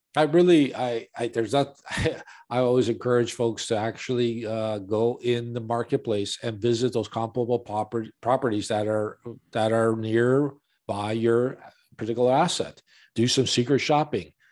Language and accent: English; Chicago, Illinois, United States; born and raised in Chicago on the north side